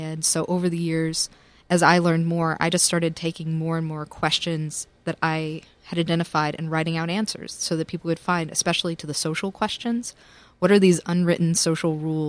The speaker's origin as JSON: {"language": "English", "region": "Tennessee", "country": "United States", "moved": "yes", "lives_now": "New York, United States", "said": "And I'm a Southerner"}